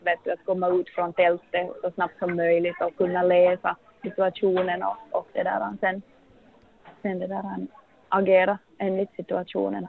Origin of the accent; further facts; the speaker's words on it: Finland; moved away as an adult; now in Longyearbyen, Norway; som vi gör hemma i Finland